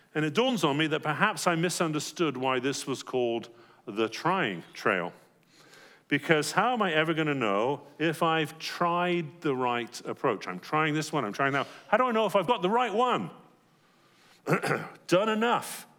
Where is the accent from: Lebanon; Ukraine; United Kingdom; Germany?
United Kingdom; England; moved away; growing up in England